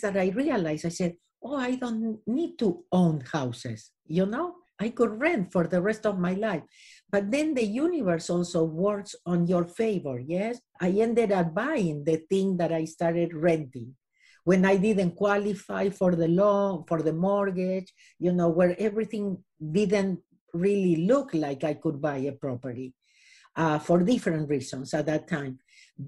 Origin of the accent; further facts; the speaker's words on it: Argentina; moved away as an adult; now in Los Angeles, United States; I was born in Argentina. I lived here in Los Angeles for the last 37 years.